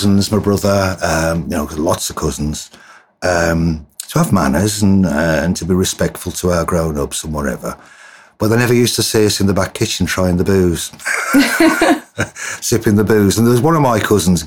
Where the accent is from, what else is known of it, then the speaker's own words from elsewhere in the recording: Wolverhampton, West Midlands, United Kingdom; I'm originally from the West Midlands, Wolverhampton. I'm a black country boy, not a Brummie